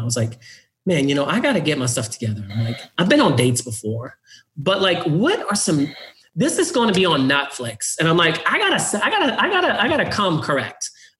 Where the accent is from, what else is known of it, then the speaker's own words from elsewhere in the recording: the South, United States; racial issues growing up in the South, being gay